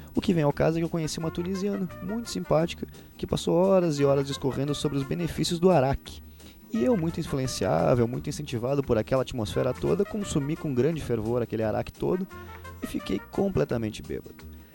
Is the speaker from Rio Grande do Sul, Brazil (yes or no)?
yes; Gaúcho, Rio Grande do Sul, Brazil; só porque eu sou gaúcho